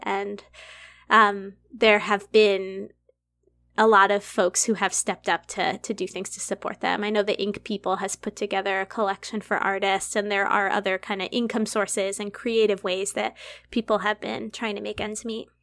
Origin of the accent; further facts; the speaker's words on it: Massachusetts, United States; now in Humboldt, United States; I'm from Massachusetts.